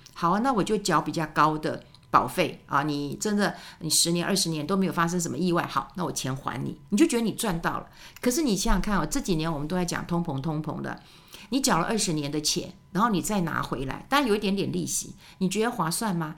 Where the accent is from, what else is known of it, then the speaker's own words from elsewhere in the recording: Taiwan; 我们台湾人真的很爱我们的家人。